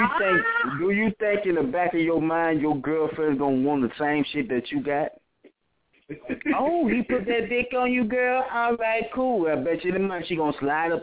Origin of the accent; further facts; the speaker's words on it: Beaumont, Texas, United States; also born or lived in Louisiana; I stay in Beaumont. I was raised in Beaumont.